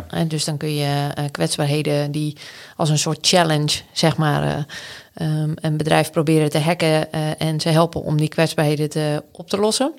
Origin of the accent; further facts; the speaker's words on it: Anna Paulowna, North Holland, Netherlands; also born or lived in Den Helder; now in Groningen, Netherlands; ik ben opgegroeid in Annapalona. Dat is in de kop van Noord-Holland.